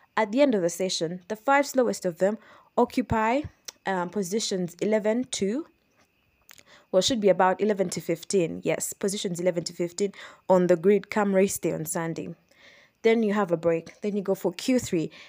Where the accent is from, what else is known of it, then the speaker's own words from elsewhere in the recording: Kampala, Central Region, Uganda; I am from Uganda, I'm from Kampala, Uganda